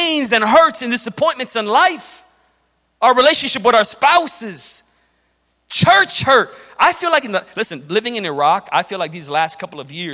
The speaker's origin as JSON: {"language": "English", "town": "Chicago", "region": "Illinois", "country": "United States", "tie": "born or raised there", "said": "I grew up in Chicago. When we were young kids growing up in Chicago in the 90s"}